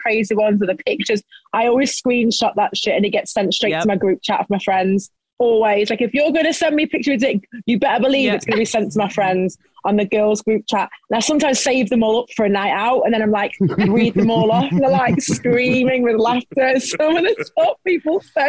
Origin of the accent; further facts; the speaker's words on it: Stoke-on-Trent, West Midlands, United Kingdom; I didn't move out of Stoke until I was, 26